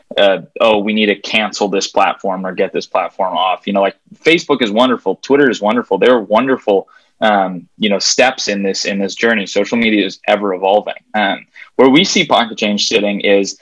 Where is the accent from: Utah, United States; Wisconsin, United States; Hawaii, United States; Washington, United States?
Hawaii, United States; moved away as an adult; now in Denver, United States; I'm from Hawaii, actually, originally.